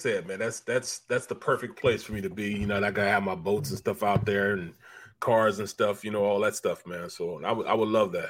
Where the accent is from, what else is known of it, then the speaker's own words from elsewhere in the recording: St. Louis, Missouri, United States; moved away; I'm from the Midwest also. You know, from St. Louis